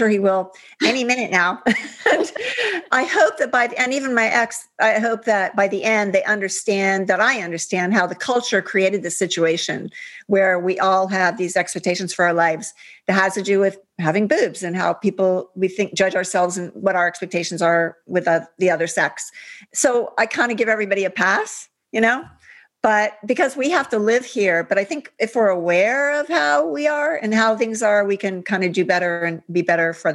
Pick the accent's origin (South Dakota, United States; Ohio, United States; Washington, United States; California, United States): Ohio, United States; Upper Arlington; I grew up in Ohio.